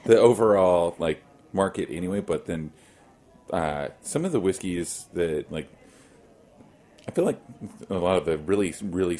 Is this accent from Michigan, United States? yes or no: no; Oklahoma, United States; moved away; I grew up in Oklahoma, so, like, I literally grew up in the middle of a wheat field